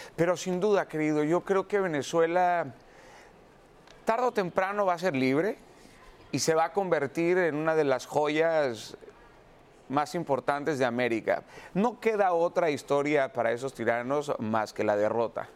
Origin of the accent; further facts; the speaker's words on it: Mexico; en mi país